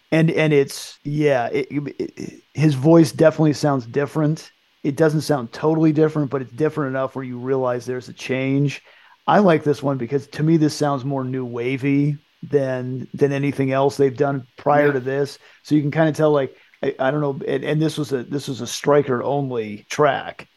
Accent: United States; growing up in the United States

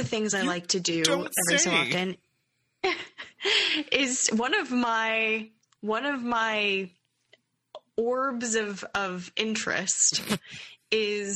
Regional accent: Canada; growing up in Canada with what we have

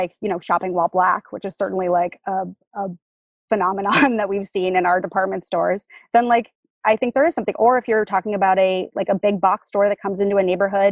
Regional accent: Massachusetts, United States; I grew up in Massachusetts

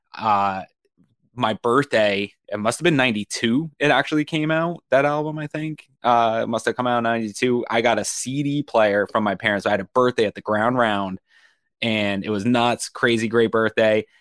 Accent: Maine, United States; moved away; we're from Maine

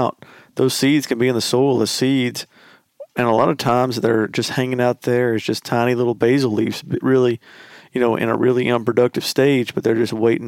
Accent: Alabama, United States; We're from Alabama.

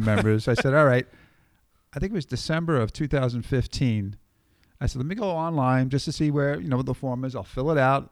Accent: New York, United States; growing up in New York

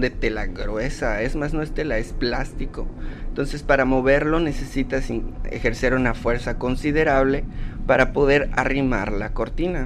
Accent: Yucatán, Mexico; soy yucateco orgullosamente

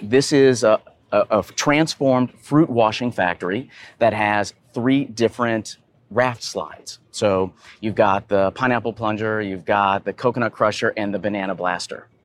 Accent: Atlanta, Georgia, United States; I am from Atlanta, Georgia

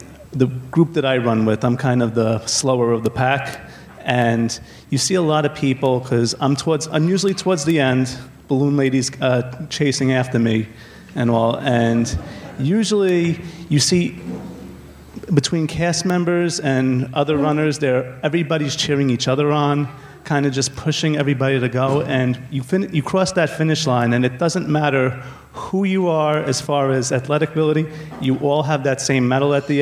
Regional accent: New York City, New York, United States; from New York City

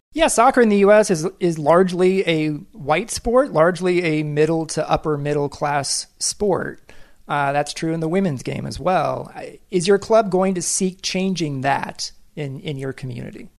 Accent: Kansas City, United States; I'm from Kansas City

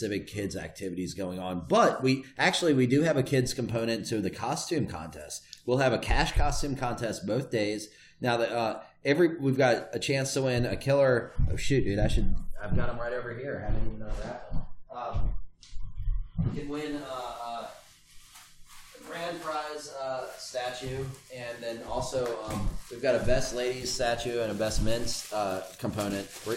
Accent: Richmond, Virginia, United States; I come from Virginia, which has like a big history of like of really backwards race relations

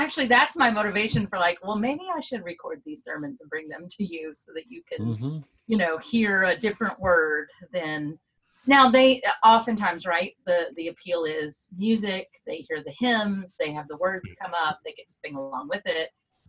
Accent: Bowling Green, Kentucky, United States; I grew up in this small town in Kentucky

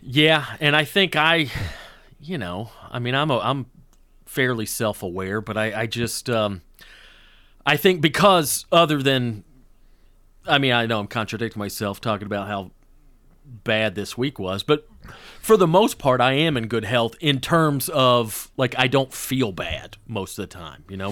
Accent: the South, United States; now in Los Angeles, United States; growing up in the South

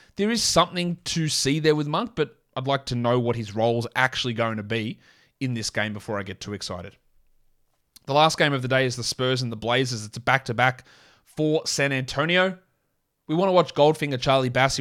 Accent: Australia; accent: Australian; my full Australian accent

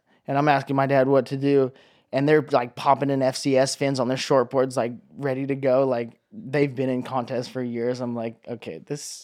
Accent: Hawaii, United States; growing up in Hawaii, you grow up surfing

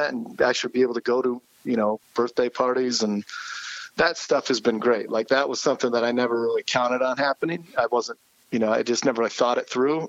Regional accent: Delta, Ohio, United States; moved away as an adult; also born or lived in Topeka, Kansas / Kansas City; now in Michigan, United States; it's a small town called Delta, which is just outside of Toledo.

